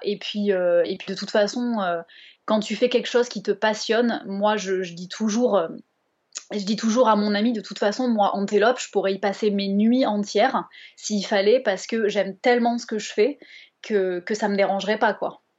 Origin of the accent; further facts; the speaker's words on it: Bordeaux, Nouvelle-Aquitaine, France; Je viens de Bordeaux